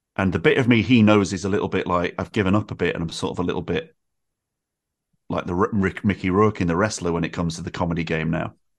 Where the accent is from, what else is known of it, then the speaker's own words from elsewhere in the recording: Manchester, North West England, United Kingdom; moved away as an adult; now in Brighton, United Kingdom; I grew up in Manchester in the nineties